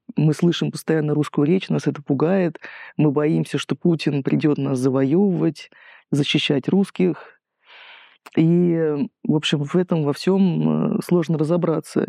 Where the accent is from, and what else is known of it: Russia; now in Georgia